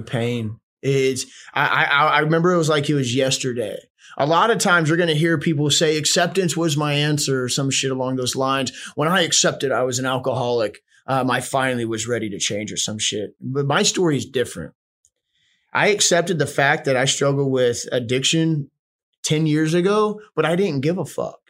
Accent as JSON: {"language": "English", "town": "Houston", "region": "Texas", "country": "United States", "tie": "born or raised there", "also_born_or_lived": "Charleston, West Virginia / Spencer, West Virginia / Austin, Texas", "said": "i was born in charleston west virginia um grew up in spencer for i think maybe like up to five somewhere around there then we moved to houston"}